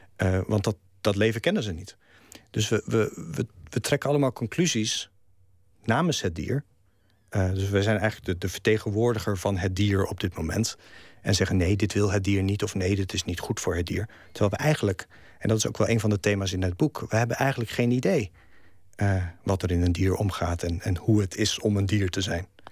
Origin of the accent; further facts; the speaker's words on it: Netherlands; first language Dutch; moved away; ik een Nederlander ben. En dat Nederland het, het, het land is waar ik vandaan kom. En dat het Nederlands mijn taal is.